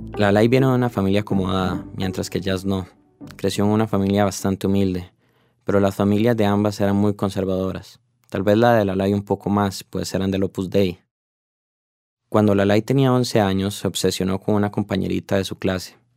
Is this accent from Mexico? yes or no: no; Costa Rica; como tico que soy